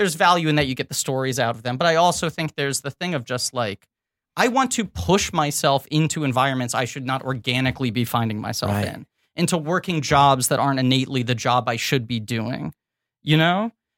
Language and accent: English; New York City, New York, United States; Dave and I both spent our entire lives in New York City. We never lived anywhere else.